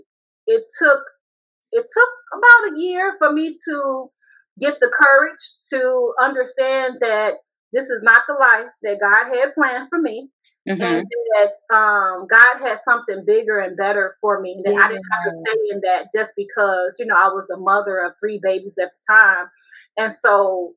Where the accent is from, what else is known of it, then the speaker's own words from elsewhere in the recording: Chicago, Illinois, United States; moved away as an adult; also born or lived in Seattle, Washington; I got married at a very young age, and I'm from Chicago